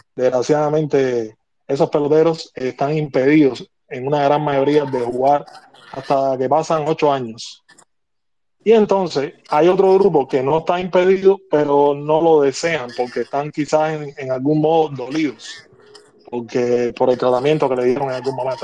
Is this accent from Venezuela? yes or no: no; Havana, Cuba; Yo soy cubano y vivo en La Habana